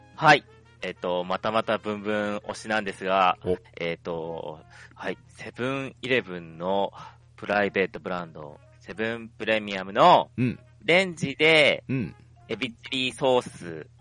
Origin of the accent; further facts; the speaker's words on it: Hokkaido, Japan; 自分北海道民